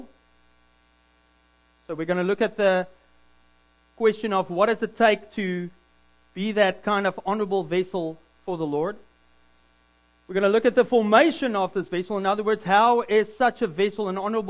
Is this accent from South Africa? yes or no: yes; South Africa; also born or lived in Williams Lake, Canada; now in Squamish, Canada; I'm a South African, but I'm a Canadian citizen